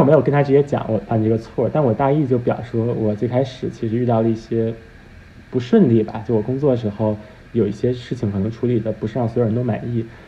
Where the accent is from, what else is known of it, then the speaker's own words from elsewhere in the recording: Beijing, China; moved away as an adult; now in New York, United States; 因为我在北京长大